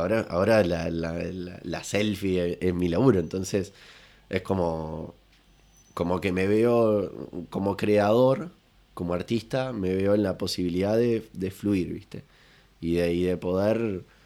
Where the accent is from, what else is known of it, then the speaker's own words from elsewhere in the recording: La Paloma, Rocha, Uruguay; yo soy allá de La Paloma